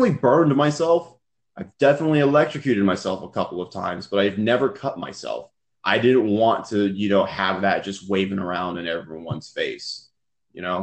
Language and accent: English; Texas, United States; also born or lived in California; We moved to Texas from California